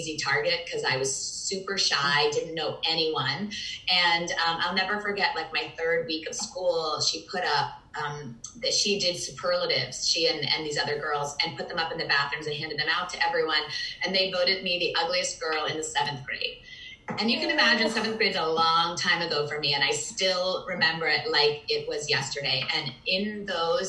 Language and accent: English; Virginia, United States; also born or lived in Manhattan, New York; I grew up in mostly in Virginia